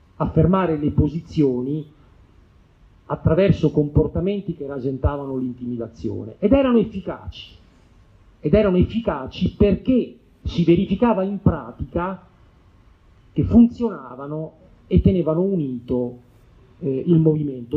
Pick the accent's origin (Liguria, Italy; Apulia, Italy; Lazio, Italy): Lazio, Italy; Rome; io ricordo uno sciopero nella scuola media inferiore del mio quartiere, io vengo da Torre Spaccata